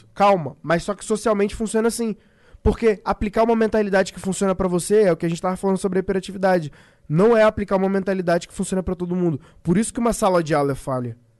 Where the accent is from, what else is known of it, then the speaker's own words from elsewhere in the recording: Brazil; a gente é brasileiro